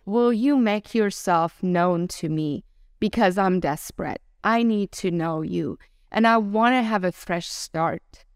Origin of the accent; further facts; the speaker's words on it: Iran; also born or lived in Germany; now in United States; born and raised in Iran into a nominal Muslim family